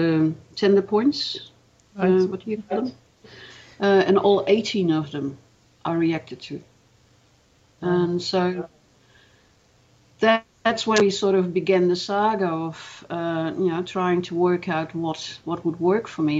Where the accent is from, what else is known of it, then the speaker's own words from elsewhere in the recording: Netherlands; moved away as an adult; also born or lived in Melbourne, Australia; now in Australia; I was born in Holland. I lived there until I was 24, and then I migrated to Australia